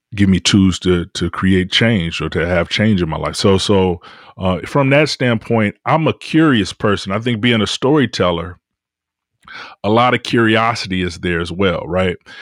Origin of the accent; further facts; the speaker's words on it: Detroit, Michigan, United States; I'm from Detroit